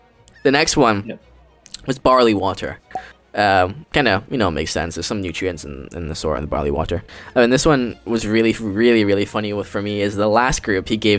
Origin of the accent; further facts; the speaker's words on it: Philippines; moved away; also born or lived in Singapore; my home country of Philippines